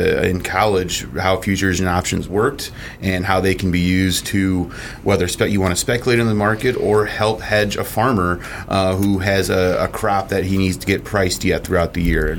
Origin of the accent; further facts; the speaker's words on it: McHenry, Illinois, United States; it actually happens to be where I grew up in McHenry